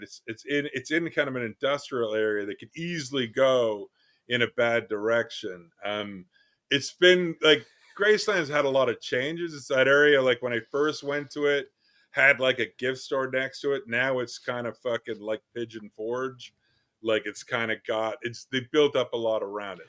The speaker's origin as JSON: {"language": "English", "country": "Canada", "said": "I'm a Canadian"}